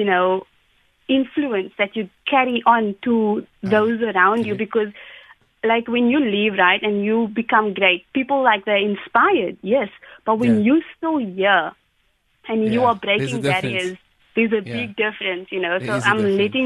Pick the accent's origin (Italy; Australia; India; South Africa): South Africa; Cape Town, Western Cape; I am from Tafelsig